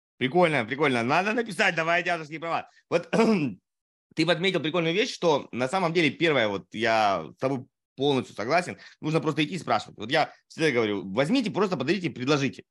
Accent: Primorsky Krai, Russia; moved away as an adult; also born or lived in Saratov / Amur Oblast; я не родился на Дальнем Востоке, но с учетом того, что я переехал туда в 5 месяцев

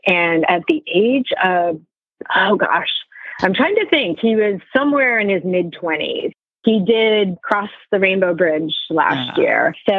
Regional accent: Stratford, Connecticut, United States; growing up in Stratford, Connecticut, I didn't really have horses right in my backyard because there really were no farms.

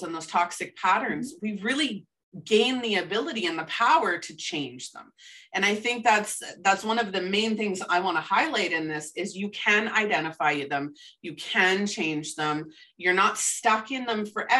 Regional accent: Canada; I am a Canadian

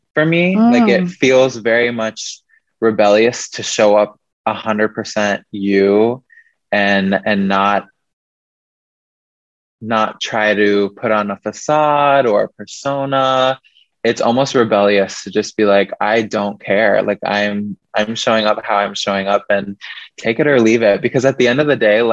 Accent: Midwest, United States; moved away as an adult; now in Seattle, United States; growing up in the Midwest, I felt very trapped there

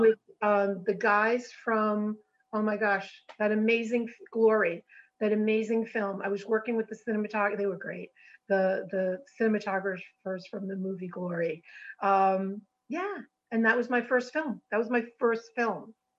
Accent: Rhode Island, United States; So originally, I'm from Rhode Island.

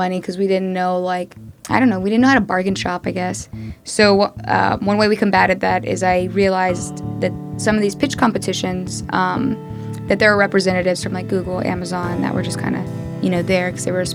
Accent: Austin, Texas, United States; I'm from Austin, Texas. Like not even from the States. I'm from Austin, Texas.

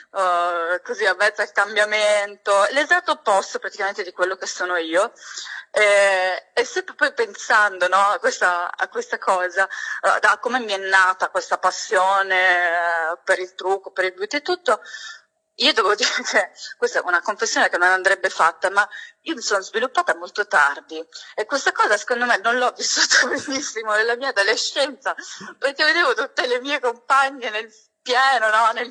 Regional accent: Catania, Sicily, Italy; now in Verona, Italy; ho 29 anni, sono catanese, orgogliosamente siciliana, ma abito a Verona oramai da 7 anni

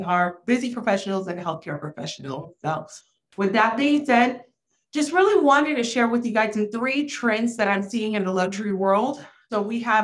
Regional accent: Florida, United States; also born or lived in Haiti; raised in an underrepresented area in Florida

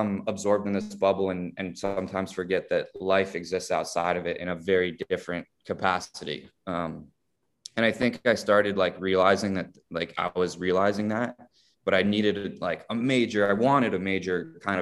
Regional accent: South Florida, United States; growing up in South Florida did, took Spanish for many years in school

